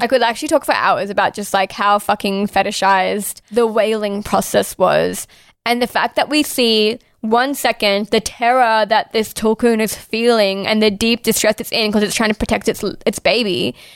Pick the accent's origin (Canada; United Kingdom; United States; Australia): Australia